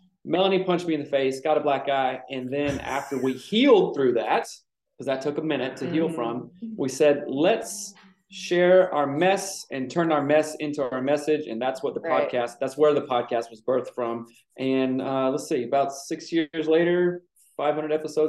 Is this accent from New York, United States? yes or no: no; South Carolina, United States; also born or lived in Seattle area, Washington; now in Seattle, United States; Originally, I'm from South Carolina. I've been out here in the Pacific Northwest, just right outside of Seattle, for about 20 years.